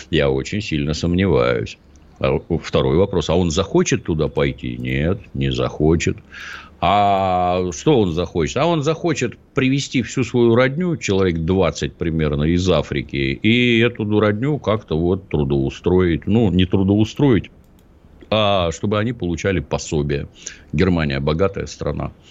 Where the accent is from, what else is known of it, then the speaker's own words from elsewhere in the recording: Ryazan, Ryazan Oblast, Russia; born there; Я родился в Рязани, это предмет особой гордости.